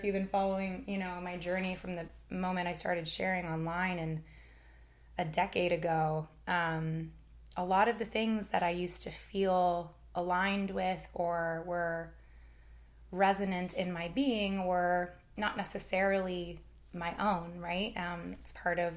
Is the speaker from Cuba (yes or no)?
no; Canada; moved away as an adult; now in United States; my lived experience growing up in Canada